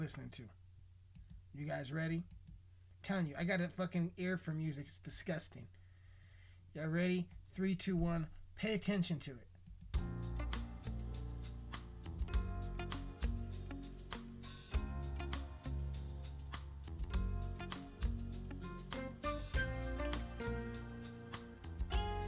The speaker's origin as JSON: {"language": "English", "region": "Colorado", "country": "United States", "tie": "born or raised there", "said": "my hometown made national news, which is fucking hilarious because we got a population of only like maybe 17 to 20,000 fucking people"}